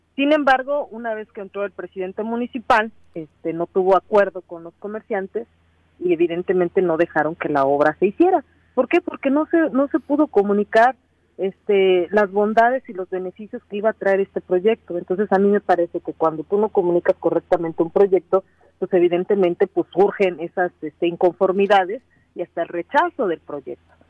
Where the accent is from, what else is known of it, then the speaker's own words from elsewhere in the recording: Cuautla, Morelos, Mexico; soy de Cuautla